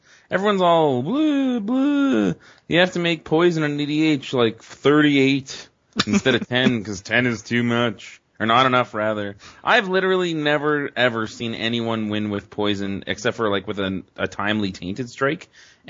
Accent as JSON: {"language": "English", "country": "Canada", "said": "I'm from Canada, eh?"}